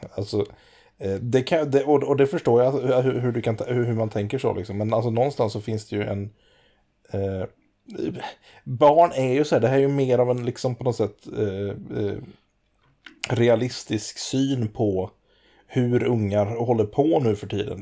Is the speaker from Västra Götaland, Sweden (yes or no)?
yes; Vårgårda, Västra Götaland, Sweden; jag kommer från Vårgårda